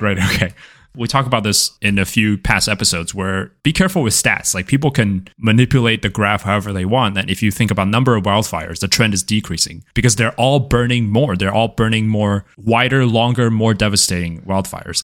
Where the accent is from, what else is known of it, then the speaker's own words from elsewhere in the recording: California, United States; As a California person